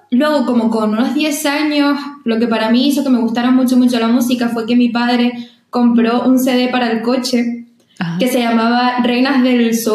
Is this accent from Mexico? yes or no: no; Canary Islands, Spain; also born or lived in Madrid; soy de, de Canarias